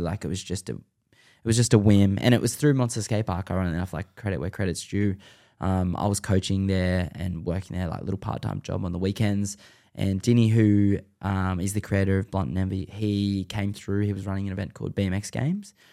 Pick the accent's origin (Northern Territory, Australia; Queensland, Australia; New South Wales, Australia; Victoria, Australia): New South Wales, Australia; Sydney